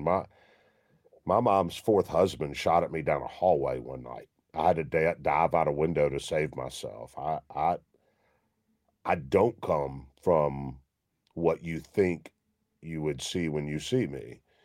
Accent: Memphis, Tennessee, United States; I grew up in Memphis

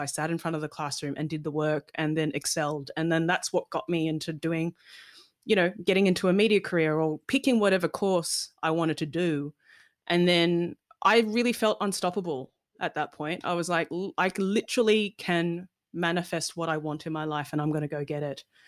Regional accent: Melbourne, Victoria, Australia; also born or lived in London / Malaysia; my family was migrating from London, 'cause I was born in London, over to Melbourne

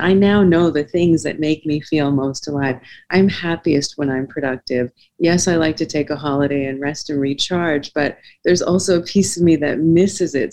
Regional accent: South Africa; I was born in South Africa during a, a, very turbulent time during apartheid.

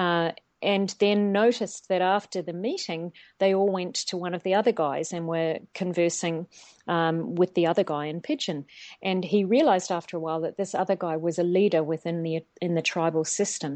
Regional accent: New Zealand; moved away as an adult; also born or lived in Australia / China; I'm originally from New Zealand, if the accent isn't already showing

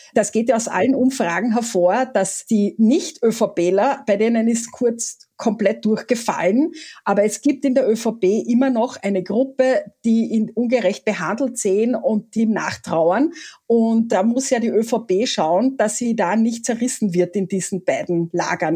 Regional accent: Carinthia, Austria; ich bin Kärntnerin

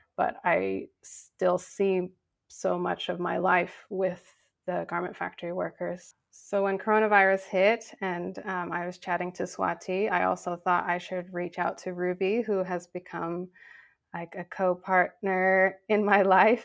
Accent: Cambodia; moved away; I'm Cambodian American and I grew up in Cambodia

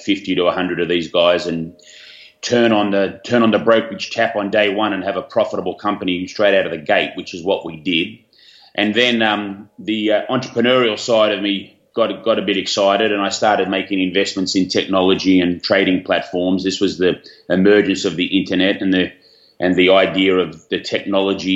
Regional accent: Australia; I had high school down here in Australia, as you can probably tell where I'm from with my accent

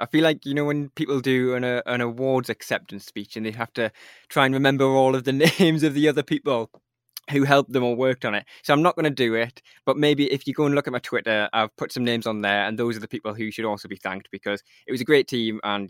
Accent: Newcastle, North East England, United Kingdom; And I've never been more proud to say I'm from Newcastle and to be a Eurovision fan at the same time.

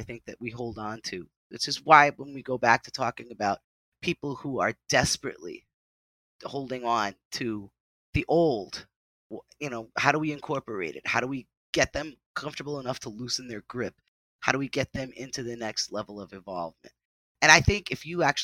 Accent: New England, United States; now in New Jersey, United States; I've lived in different places in the United States, even though I grew up in New England

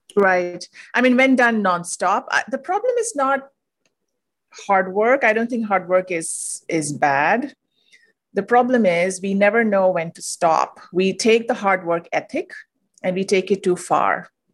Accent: India; moved away as an adult; now in United States; I'm originally from India. I moved to the U S

